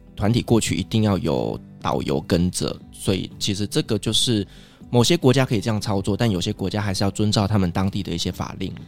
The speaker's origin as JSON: {"language": "Chinese", "country": "Taiwan", "said": "我身为台湾人嘛，所以我喜欢吃的餐厅"}